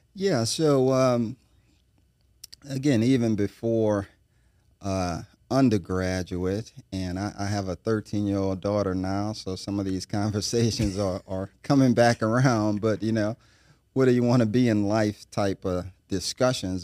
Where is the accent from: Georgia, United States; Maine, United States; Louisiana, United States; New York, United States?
Louisiana, United States; New Orleans; now in Baton Rouge, United States; born and raised in New Orleans